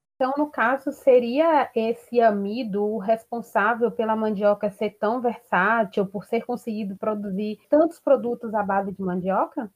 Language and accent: Portuguese; Baixa Grande, Bahia, Brazil; Eu sou de Baixa Grande, que também tem muito essa cultura da mandioca